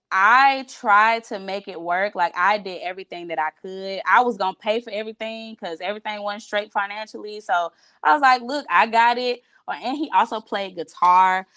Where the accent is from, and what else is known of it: United States; moved away as an adult; also born or lived in Miami